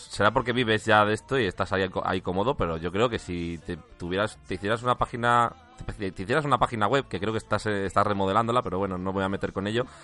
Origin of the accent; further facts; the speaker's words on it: Valladolid, Castile and León, Spain; moved away as an adult; now in Madrid, Spain; soy de Valladolid, ¿eh? yo llevo en Madrid ocho años